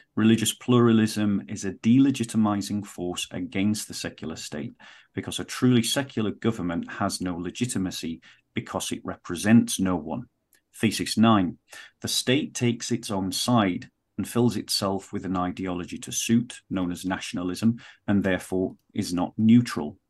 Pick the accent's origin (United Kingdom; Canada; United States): United Kingdom; I'm speaking from the British context